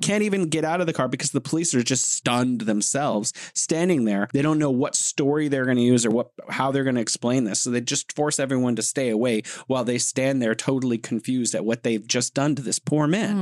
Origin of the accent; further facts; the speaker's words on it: United States; I'm an American